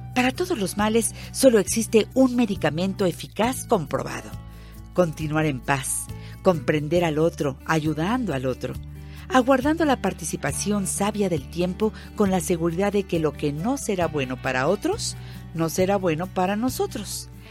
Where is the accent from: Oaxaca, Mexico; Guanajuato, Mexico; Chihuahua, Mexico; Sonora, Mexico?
Oaxaca, Mexico; Magdalena Yodocono; moved away; a mis paisanos de Magdalena Yodocono